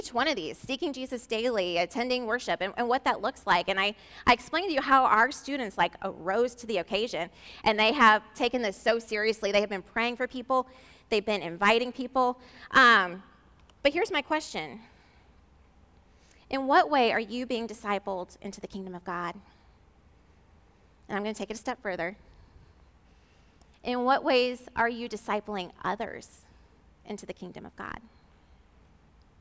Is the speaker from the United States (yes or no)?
yes; St. Louis, Missouri, United States; I'm from St. Louis